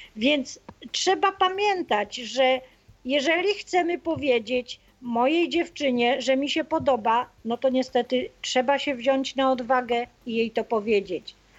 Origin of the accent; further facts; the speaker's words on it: Opole, Opole Voivodeship, Poland; ja jestem z Opola